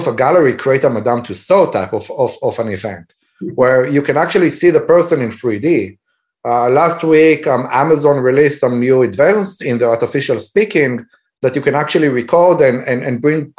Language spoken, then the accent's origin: English; Israel; moved away; When I grew up back in Israel, and I was in elementary school, we had 45 to 50 kids in one classroom